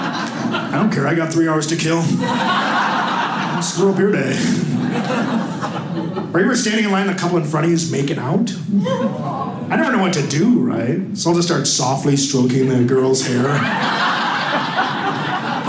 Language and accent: English; Milwaukee, Wisconsin, United States; I'm from Milwaukee